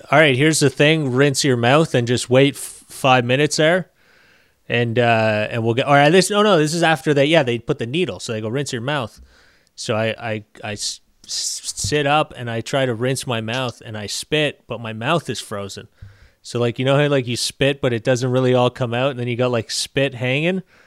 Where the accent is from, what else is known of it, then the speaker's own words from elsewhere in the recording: Canada; I'm Canadian